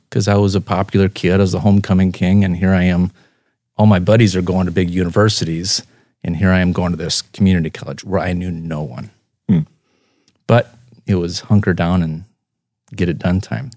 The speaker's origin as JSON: {"language": "English", "town": "Spirit Lake", "region": "Iowa", "country": "United States", "tie": "born or raised there", "also_born_or_lived": "Sioux Center, Iowa", "moved": "yes", "lives_now": "Brandon, United States", "said": "born in Sioux Center and, uh, raised in Spirit Lake and, um, moved to Brandon in two thousand"}